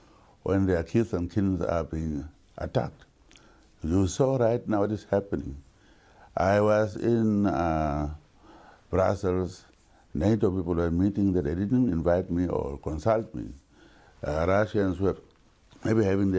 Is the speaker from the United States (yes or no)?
no; Namibia; I bought a farm where I was born to call it my home.